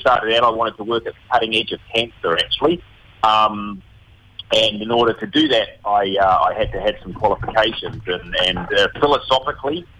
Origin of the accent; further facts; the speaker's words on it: New Zealand; also born or lived in United Kingdom; now in Australia; I'm a Kiwi fly upbringing